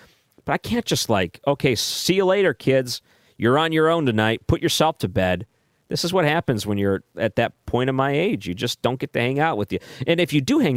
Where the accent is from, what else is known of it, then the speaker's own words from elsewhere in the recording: Michigan, United States; moved away; I grew up in Michigan